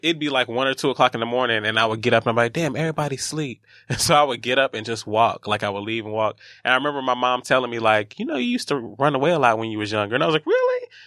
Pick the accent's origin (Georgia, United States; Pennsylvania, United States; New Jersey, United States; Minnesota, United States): Georgia, United States; Atlanta; moved away as an adult; now in New York, United States; I'm actually from Atlanta, ATL. Um, I'm a Grady baby.